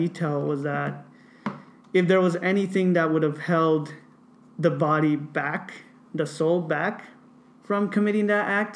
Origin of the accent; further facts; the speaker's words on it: Watsonville, California, United States; growing up in Watsonville